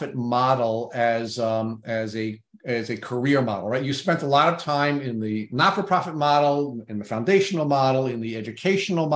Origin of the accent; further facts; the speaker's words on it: Long Island, New York, United States; I was born in New York City, and then when we were two, my parents moved out to Long Island